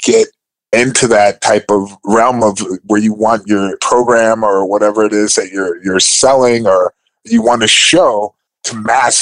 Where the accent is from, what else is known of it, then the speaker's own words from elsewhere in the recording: Cleveland, Ohio, United States; I'm coming from Cleveland.